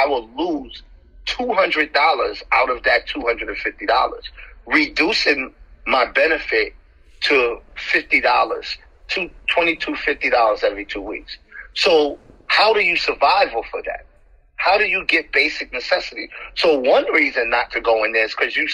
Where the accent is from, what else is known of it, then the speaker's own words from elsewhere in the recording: New York City, New York, United States; I'm from the Bronx in Harlem. I grew up in foster care since the age of 2.